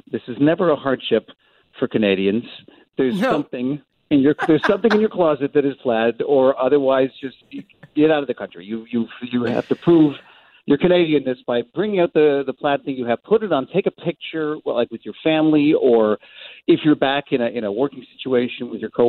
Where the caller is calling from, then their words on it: Los Angeles, California, United States; Someday when I can come back over the border, I'm calling from Los Angeles because it's not been easy, and we can't quarantine at the moment.